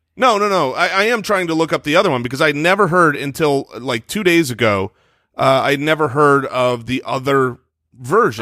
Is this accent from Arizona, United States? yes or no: yes; Arizona, United States; we were in Arizona